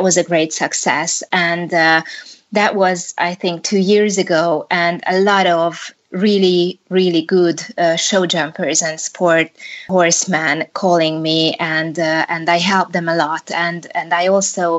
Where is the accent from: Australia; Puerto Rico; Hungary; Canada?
Hungary; I'm from Hungary